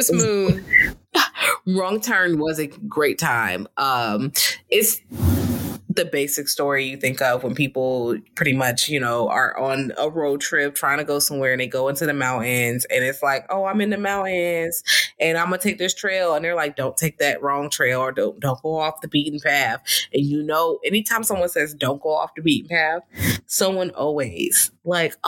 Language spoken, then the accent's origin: English; Richmond, Virginia, United States; I'm from Richmond, but Richmond is not far. It's in Virginia